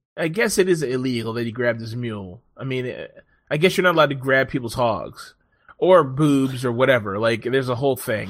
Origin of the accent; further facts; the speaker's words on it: Washington, District of Columbia, United States; also born or lived in Silver Spring; This is where I'm fucking from. Born in D C.